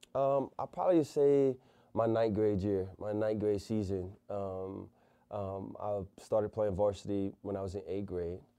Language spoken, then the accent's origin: English; Convent, Louisiana, United States; coming up in, um, Louisiana, small country town, Convent, Louisiana